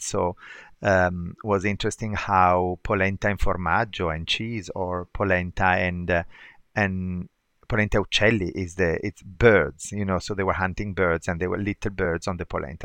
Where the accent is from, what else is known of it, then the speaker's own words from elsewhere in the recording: Bergamo, Lombardy, Italy; now in Milan, Italy; I'm from Bergamo, and Bergamo is a small town, like forty miles north of, forty kilometers, actually thirty miles north of Milan.